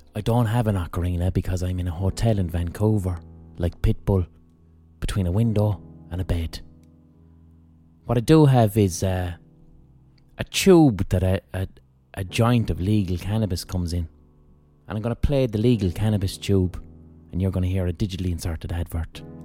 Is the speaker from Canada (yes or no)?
no; Limerick, Munster, Ireland; we're from Limerick and we're not gangsters